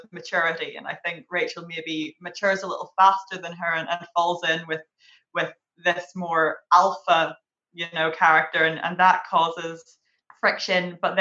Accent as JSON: {"language": "English", "town": "Derry", "region": "Northern Ireland", "country": "United Kingdom", "said": "I'm from Derry."}